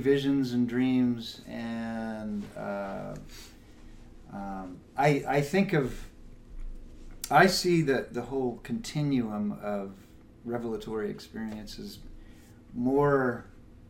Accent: Los Angeles, California, United States; grew up in Los Angeles

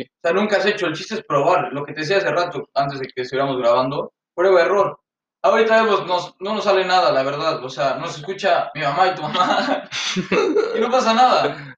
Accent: Mexico City, Mexico; now in Canada; somos un chilango y un poblano. Yo soy el chilango

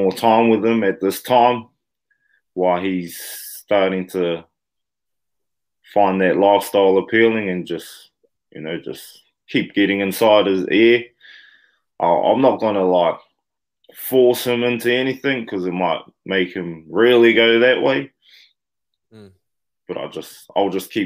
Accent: New Zealand; here in my hometown

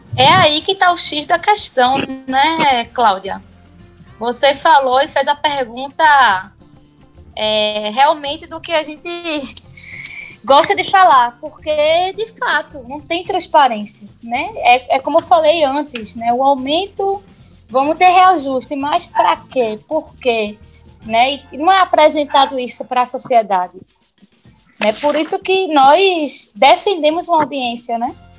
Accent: Paulista, Pernambuco, Brazil; eu sou de Paulista

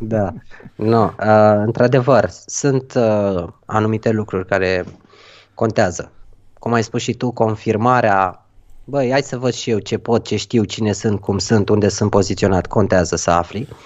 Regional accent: Romania; noi ca români

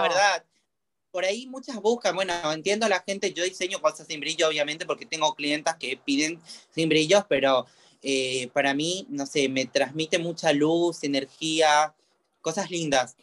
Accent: Misiones, Argentina; moved away as an adult; now in Buenos Aires, Argentina; yo soy de la provincia de Misiones, me vine a los 19 años a Buenos ah, Aires.

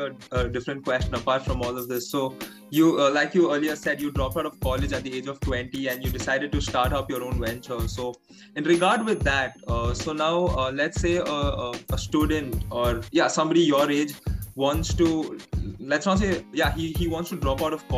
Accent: India; I'm from India

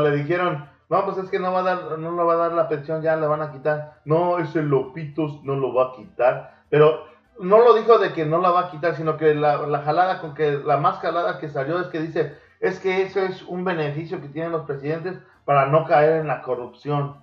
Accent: Mexico; el hermoso país de México, donde nacimos, bueno, donde yo sí nací

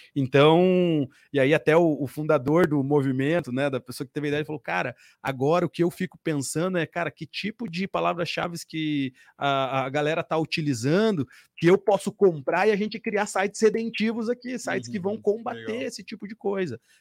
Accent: Curitiba, Paraná, Brazil; Jonatas e eu somos daqui de Curitiba

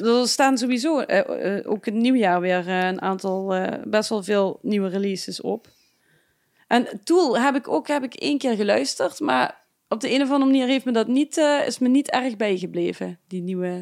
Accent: Limburg, Netherlands; uiteindelijk dan Limburg

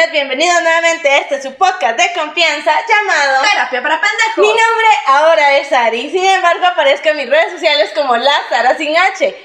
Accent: Cartago, Costa Rica; yo nací aquí en Cartago

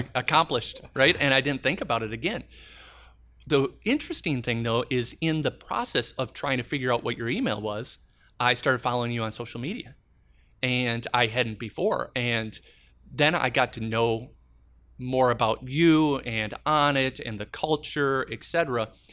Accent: Madison, Wisconsin, United States; I'm running the nicest hotel in my hometown.

